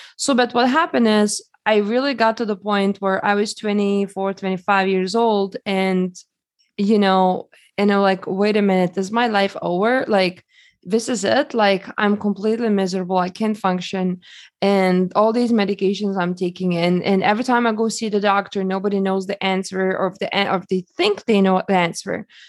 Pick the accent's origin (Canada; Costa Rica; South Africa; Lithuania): Lithuania; now in United States; I grew up in Lithuania, and, uh, when I came to United States